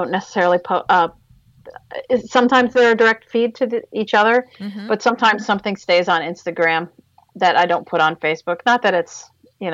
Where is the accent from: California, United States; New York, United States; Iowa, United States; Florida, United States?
Florida, United States; Palm Beach Gardens; moved away; I was raised in the Palm Beach County area, Palm Beach Gardens.